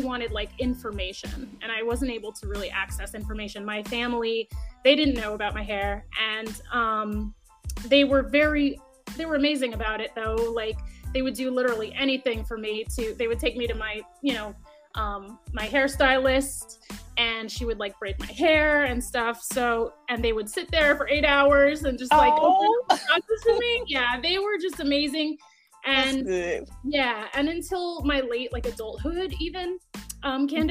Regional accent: upstate New York, United States; I'm from upstate New York, about an hour and a half outside of the city

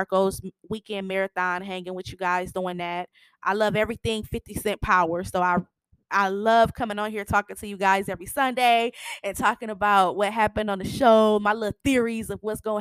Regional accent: Michigan, United States; moved away as an adult; also born or lived in Kansas City; I'm from Michigan. I have been in Kansas City the last 4.5 years

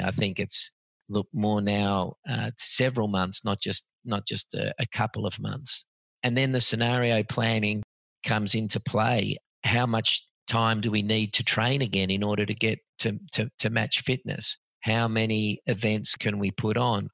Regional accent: Australia; I was born and bred in Australia

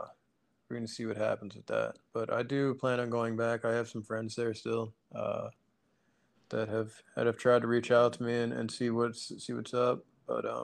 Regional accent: Long Island, New York, United States; As a native Long Islander

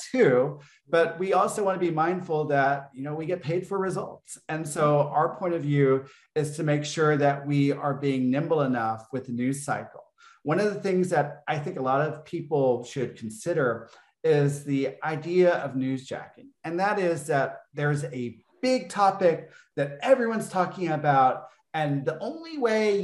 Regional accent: Texas, United States; growing up in Texas as a gay man

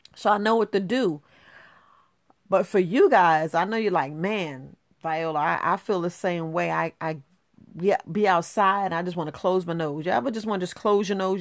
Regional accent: New York, United States; also born or lived in Florida; I was born in Florida, but I grew up in New York

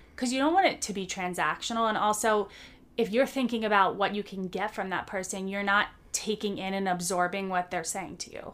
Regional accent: United States; moved away as an adult; the people I'm used to in my home country

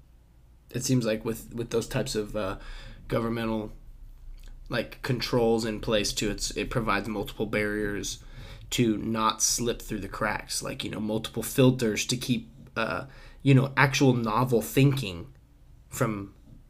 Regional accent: United States; as an American

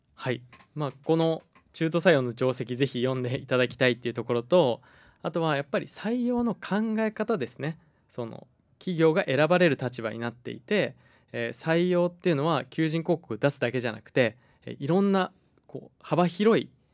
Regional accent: Hokkaido, Japan; moved away; also born or lived in Tokyo; 僕が東京住んでたんですけれども地元の北海道に戻ってきて

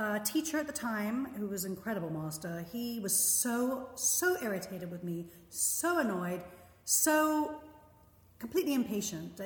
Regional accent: London, United Kingdom; moved away as an adult; also born or lived in Philadelphia / Israel; now in United States; I'm from London, England

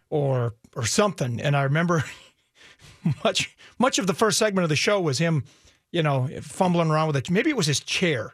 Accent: Edina, Minnesota, United States; I grew up in Edina

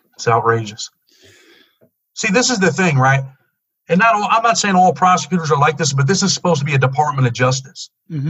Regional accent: Rochester, New York, United States; I grew up in um, Rochester, New York, in the inner city

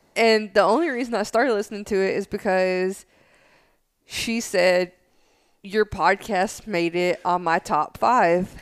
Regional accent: Tennessee, United States; I'm from Tennessee

